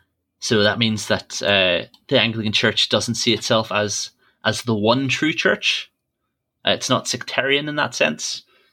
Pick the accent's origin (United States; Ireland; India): Ireland; So I grew up in Church of Ireland Church, and some people back in Ireland, even if they don't know much about church, about the Bible, they know for definite that they're Protestant or they're Catholic.